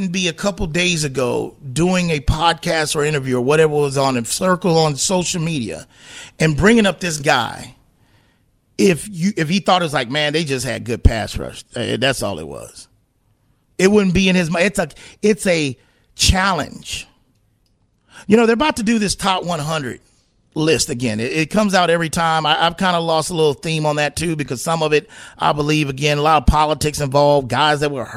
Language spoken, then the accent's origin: English; San Antonio, Texas, United States; I'm born and raised in San Antonio